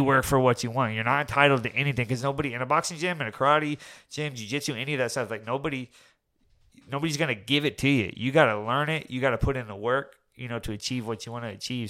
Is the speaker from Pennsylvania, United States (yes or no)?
no; Orlando, Florida, United States; we grew up over there in Avalon, Timber Creek